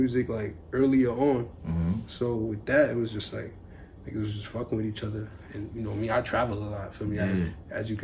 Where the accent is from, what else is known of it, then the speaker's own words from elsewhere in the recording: New York City, New York, United States; I'm from Brooklyn, you know, the drill shit is heavy out there.